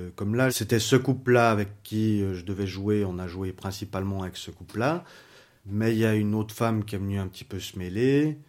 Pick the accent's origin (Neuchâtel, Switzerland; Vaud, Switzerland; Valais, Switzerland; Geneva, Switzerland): Vaud, Switzerland; Lausanne; je viens de Lausanne, j'ai 39 ans